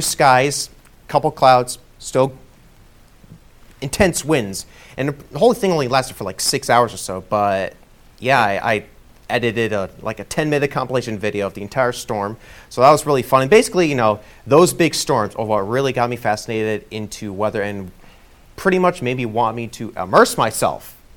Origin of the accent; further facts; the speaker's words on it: Rockland County, New York, United States; moved away as an adult; also born or lived in Connecticut / Rhode Island / Albany, New York; now in Delmarva, United States; I grew up in Rockland County. That's in southern New York, flirting with the New Jersey state line border